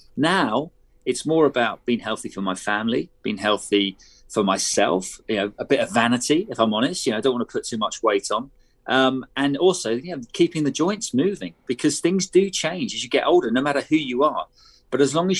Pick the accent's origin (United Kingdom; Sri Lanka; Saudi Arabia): United Kingdom; as a Brit